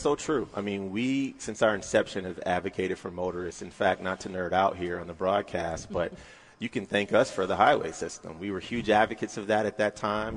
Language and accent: English; North Carolina, United States; now in Michigan, United States; I'm originally from North Carolina